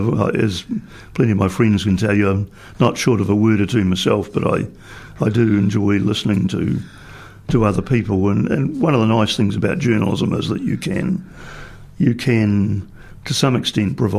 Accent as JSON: {"language": "English", "town": "Dunedin", "region": "Otago", "country": "New Zealand", "tie": "born or raised there", "also_born_or_lived": "Greymouth / Mount Somers / Canterbury / Bluff, Southland", "said": "I was born in Greymouth on the west coast and grew up in my earlier life partly in Dunedin, but also at Mount Somers and in Canterbury and at Bluff in Southland, later studying at Otago Boys High School and University of Otago"}